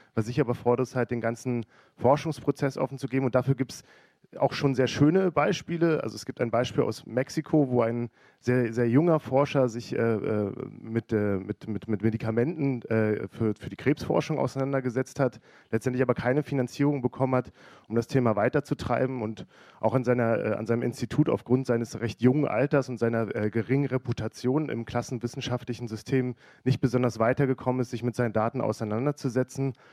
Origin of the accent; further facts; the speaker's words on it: Berlin, Germany; now in Hamburg, Germany; ich bin eigentlich Berliner